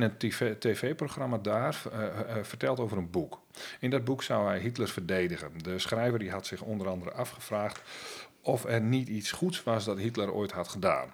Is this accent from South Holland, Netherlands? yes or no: no; Friesland, Netherlands; als Fries en, en, en Nederlander